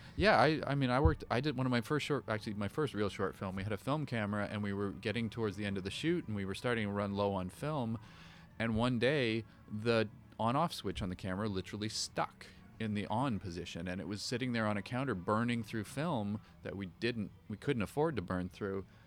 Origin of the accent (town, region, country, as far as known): Canada; born or raised there